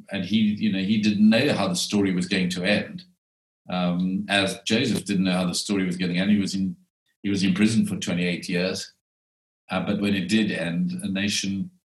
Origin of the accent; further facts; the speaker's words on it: South Africa; I was born in South Africa